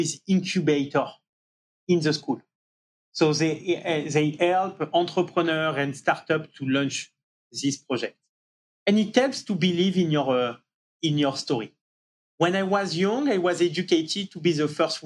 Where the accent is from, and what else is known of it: Marseille, Provence-Alpes-Côte d'Azur, France; born or raised there; accent: French; English is a second language; moved away as an adult; also born or lived in Paris, France; now in New York, United States